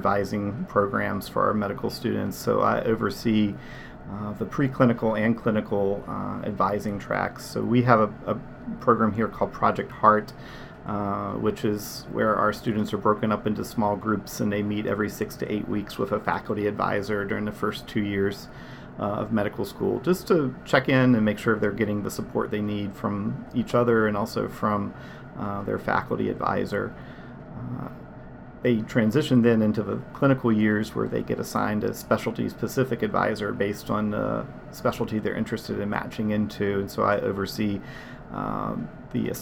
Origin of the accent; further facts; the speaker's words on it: Virginia, United States; I'm actually from Virginia